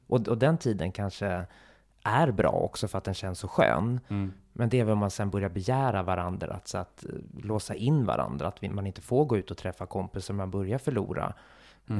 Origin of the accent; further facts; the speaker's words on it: Stockholm, Stockholm County, Sweden; also born or lived in Gothenburg; de enda jag hade i Stockholm som jag verkligen hade fortfarande en nära relation till, det var ju min familj